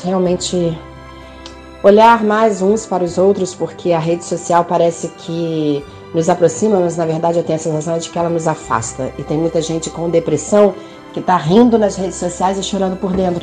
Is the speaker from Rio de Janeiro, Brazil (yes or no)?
yes; Rio de Janeiro, Brazil; moved away as an adult; now in Penafiel, Portugal; Sou do Rio de Janeiro, mas moro há alguns anos já em Portugal, na cidade de super agradável chamada Penafiel